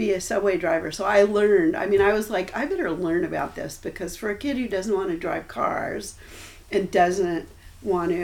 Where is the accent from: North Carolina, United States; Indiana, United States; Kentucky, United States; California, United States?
California, United States; Los Angeles; I grew up in Westchester.